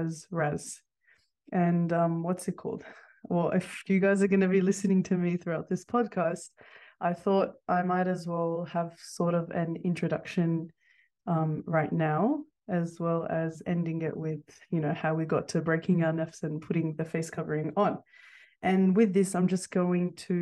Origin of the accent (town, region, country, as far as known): Sydney, New South Wales, Australia; born or raised there; also born or lived in Kurdistan